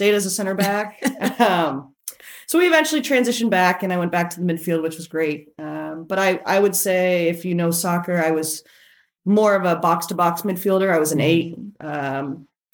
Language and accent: English; Canada; now in United States; I'm actually Canadian.